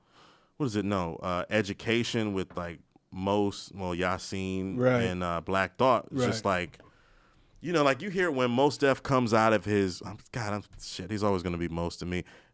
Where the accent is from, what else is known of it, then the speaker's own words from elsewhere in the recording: Maryland, United States; I'm from Maryland